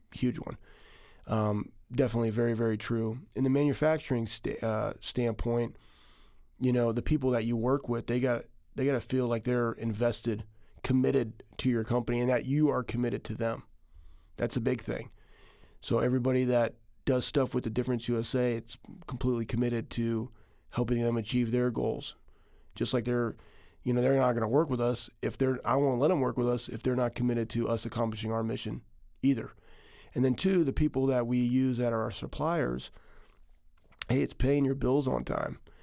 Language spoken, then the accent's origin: English; Texas, United States; also born or lived in Iowa; now in Ohio, United States; I was, I was born in Iowa, and I was, I was raised in Texas